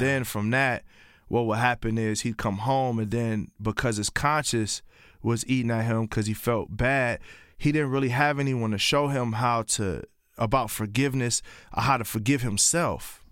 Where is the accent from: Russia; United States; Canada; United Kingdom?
United States; Columbia, Tennessee; also born or lived in Pontiac, Michigan; I was raised in a small town called Columbia, Tennessee.